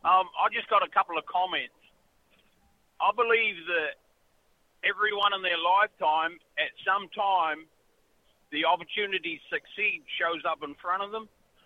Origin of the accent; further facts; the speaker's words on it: Deep South, United States; I'm the deep south. Yeah.